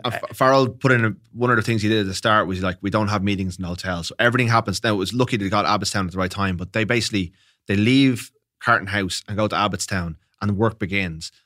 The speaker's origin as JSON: {"language": "English", "country": "Ireland", "said": "being Irish"}